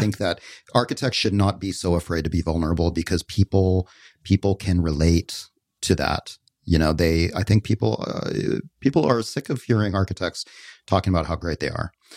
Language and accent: English; Canada; moved away as an adult; I left Canada when I was nineteen